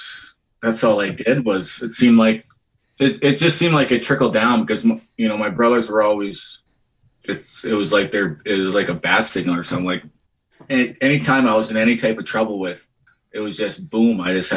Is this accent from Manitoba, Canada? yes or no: yes; Portage la Prairie, Manitoba, Canada; Portage was, it's definitely a rough town. Still is a rough town. I grew up with three brothers.